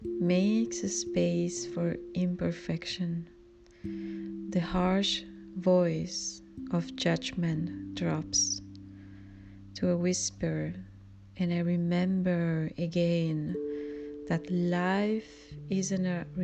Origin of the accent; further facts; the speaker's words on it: Spain; English is a second language; now in Germany; I grew up in Spain, and I'm Spanish Filipina living in Germany.